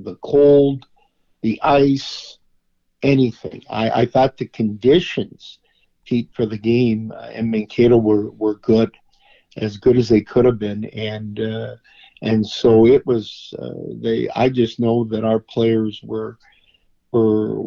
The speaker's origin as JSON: {"language": "English", "town": "Winnipeg", "region": "Manitoba", "country": "Canada", "tie": "born or raised there", "also_born_or_lived": "Roseau, Minnesota", "moved": "yes", "lives_now": "East Grand Forks, United States", "said": "having grown up in Winnipeg"}